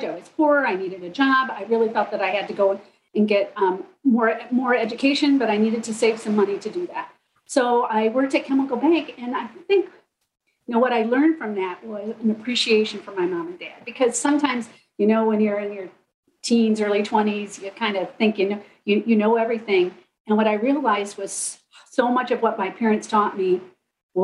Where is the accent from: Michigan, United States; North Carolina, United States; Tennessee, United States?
Michigan, United States; Midland; also born or lived in Fisherville, Michigan; I grew up in Midland primarily